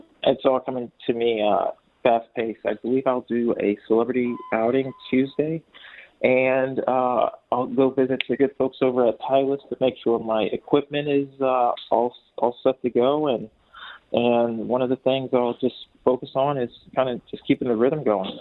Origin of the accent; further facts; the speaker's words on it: Columbus, Ohio, United States; I'm from Columbus, Ohio